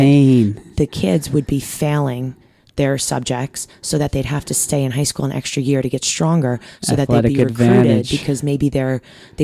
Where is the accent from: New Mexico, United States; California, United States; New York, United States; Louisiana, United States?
New York, United States; I'm from New York.